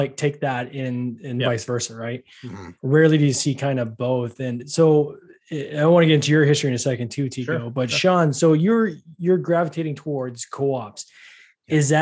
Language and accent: English; Canada; I'm Canadian as well